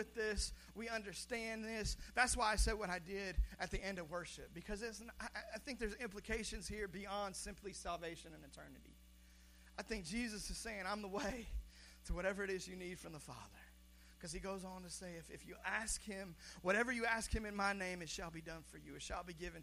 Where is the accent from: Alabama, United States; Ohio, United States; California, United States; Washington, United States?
Washington, United States; Seattle; I was born in Seattle, Washington